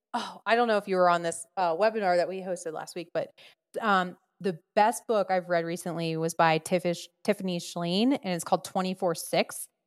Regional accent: New Jersey, United States; I'm from Jersey

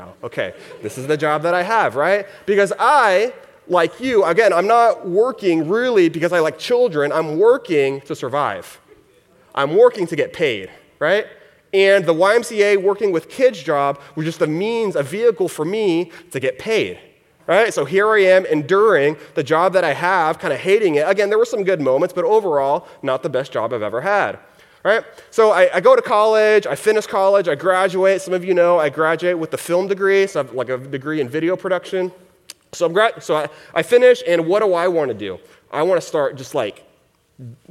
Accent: Houston, Texas, United States; I grew up in Texas, in the Houston area is where I grew up.

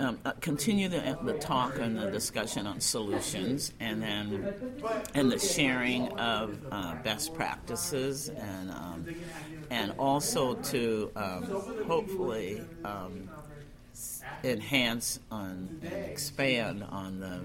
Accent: Oregon, United States; I'm a native Oregonian, so I was born and reared in Oregon

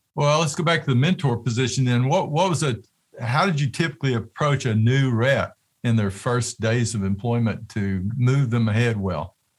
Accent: Tennessee, United States; I'm from Tennessee

